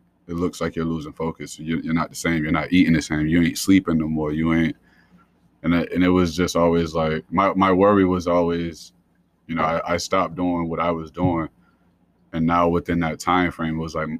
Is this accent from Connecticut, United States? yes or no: no; Columbus, Georgia, United States; moved away as an adult; also born or lived in Providence, Rhode Island / North Carolina; now in Rhode Island, United States; So I grew up in Columbus, Georgia, originally from Providence, Rhode Island. Spent really pretty much all my childhood, all my teenage years in Georgia